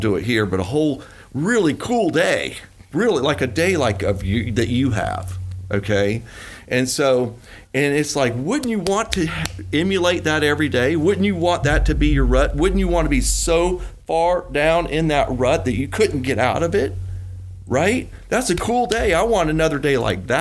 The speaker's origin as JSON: {"language": "English", "town": "Gainesville", "region": "Florida", "country": "United States", "said": "I'm from Gainesville, Florida"}